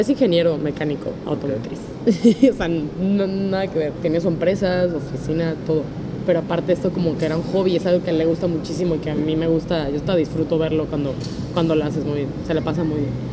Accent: Mexico City, Mexico; crecí en Linda Vista, por dónde está la Basílica del Guadalupe

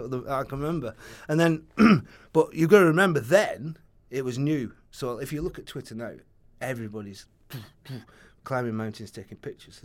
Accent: Oldham, North West England, United Kingdom; moved away as an adult; I'm from Oldham, so I used to just get into Saddleworth and start hiking

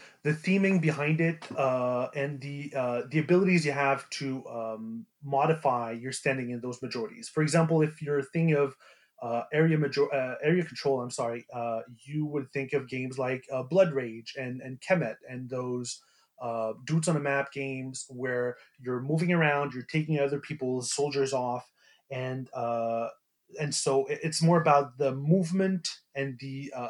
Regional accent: Montreal, Quebec, Canada; I'm from Montreal

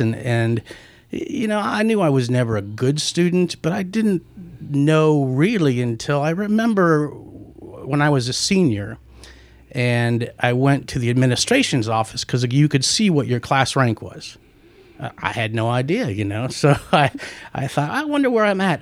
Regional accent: Omaha, Nebraska, United States; moved away; also born or lived in Paris, France; I grew up in Nebraska

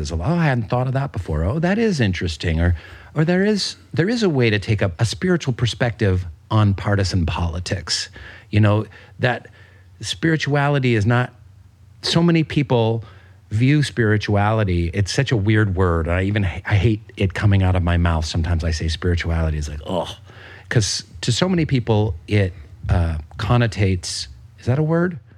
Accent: Pacific Northwest, United States; I was saying to my wife because we're both from the Pacific Northwest, it feels like like the Olympic Peninsula.

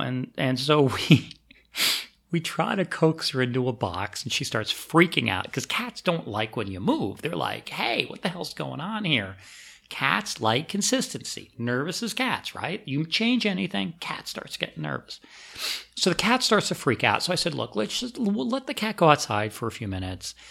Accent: Pennsylvania, United States; also born or lived in Maryland; now in New York, United States; I grew up in Pennsylvania

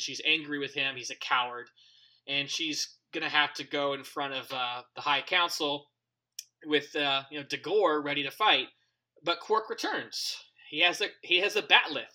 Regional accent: United States; I'm an American

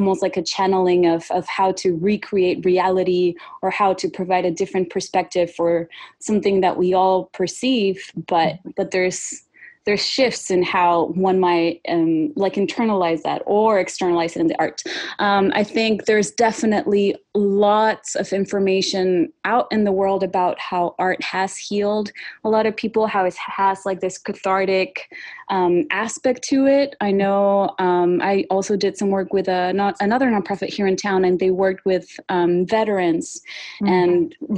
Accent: Sonora, Mexico; moved away as an adult; also born or lived in Montreal; now in Oregon, United States; But I am originally from Mexico, Sonora, which is the northern state bordering with Arizona.

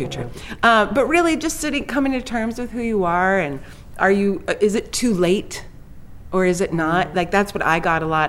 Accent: Los Angeles, California, United States; I grew up in Hollywood, California, right in the midst of everything.

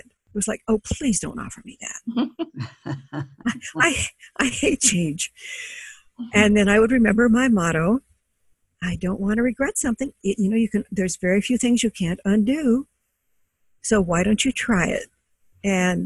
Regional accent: Denver, Colorado, United States; moved away as an adult; also born or lived in New York / Chicago; I grew up in Denver

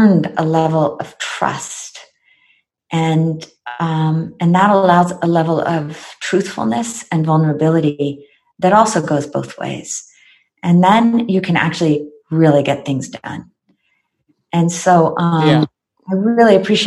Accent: United States; I am American

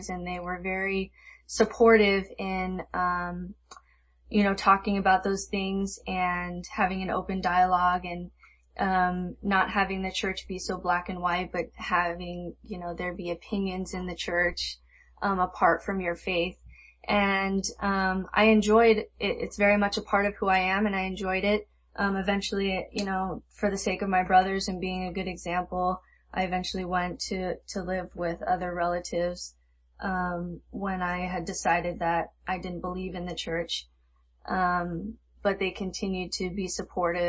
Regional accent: Las Vegas, Nevada, United States; I grew up in Las Vegas

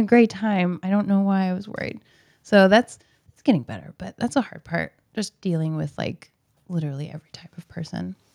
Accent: Portland, Oregon, United States; I was born in Portland, so I've been here forever.

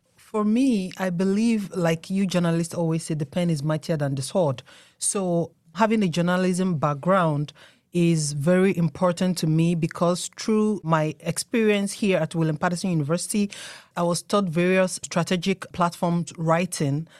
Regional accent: Nigeria; now in United States; I'm from Nigeria.

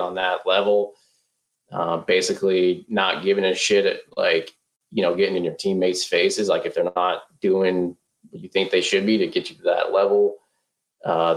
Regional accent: Northern California, United States; moved away as an adult; now in Texas, United States; growing up in Northern California

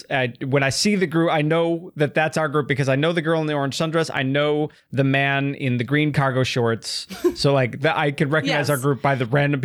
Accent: Midwest, United States; I'm a Midwesterner.

